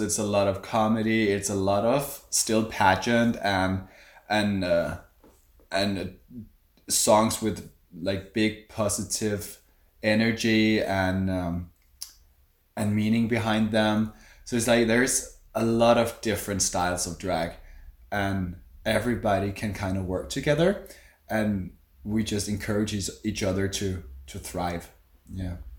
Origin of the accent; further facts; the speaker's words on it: Copenhagen, Capital Region of Denmark, Denmark; I do drag in Copenhagen, yeah. I am from Copenhagen.